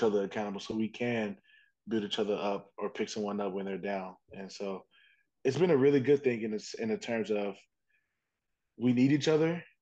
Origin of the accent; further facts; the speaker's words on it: Indiana, United States; I'm from Indiana. All I know is the flatlands.